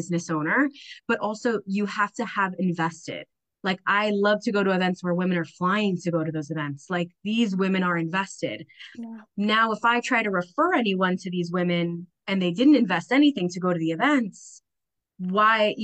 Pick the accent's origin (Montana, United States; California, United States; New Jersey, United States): New Jersey, United States; Roxbury; also born or lived in Bayonne, New Jersey / Minnesota; I grew up in Roxbury, New Jersey